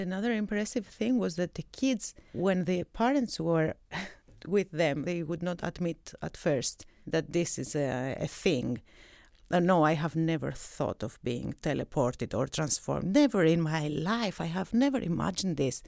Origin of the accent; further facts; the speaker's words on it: Athens, Attica, Greece; moved away as an adult; also born or lived in Crete; now in Zurich, Switzerland; I come from Greece. I was born in Crete. I grew up in Athens